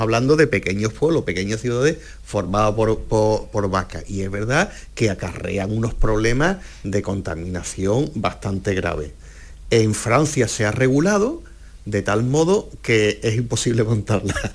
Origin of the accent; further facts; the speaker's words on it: Cádiz, Andalusia, Spain; moved away as an adult; Yo es que salí de Cádiz hace 20 años